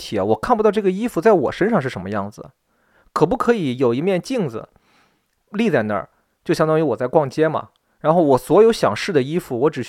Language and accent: Chinese; Shandong, China; 侮辱我们山东人的，这不是正八经的山东女孩儿